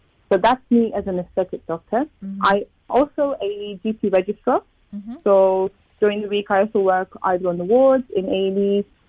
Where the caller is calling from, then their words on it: London, United Kingdom; I'm in London at the moment.